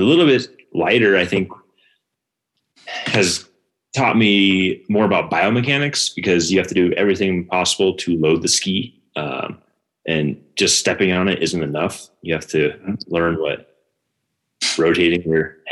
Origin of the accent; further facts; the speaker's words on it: Bend, Oregon, United States; also born or lived in New Hampshire / Vermont; After 6 months or so, we moved to Oregon